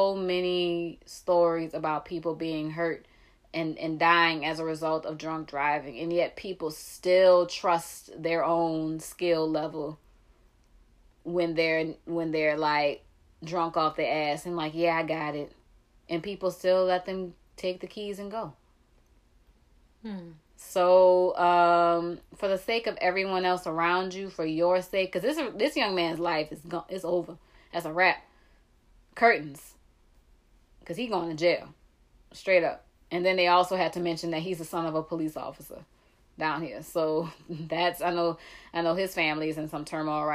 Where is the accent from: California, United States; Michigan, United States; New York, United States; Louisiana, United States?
Louisiana, United States; New Orleans